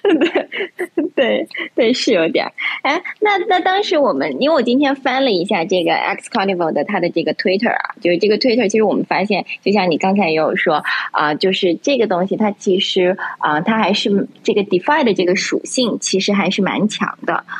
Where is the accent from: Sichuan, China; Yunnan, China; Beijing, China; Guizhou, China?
Yunnan, China; 我是云南人嘛